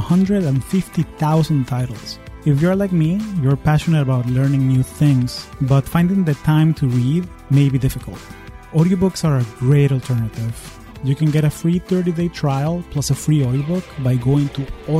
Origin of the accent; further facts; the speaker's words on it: Caracas, Capital District, Venezuela; now in United States; I am originally from Caracas, Venezuela, and I've been calling the U.S. home for the last 20 years.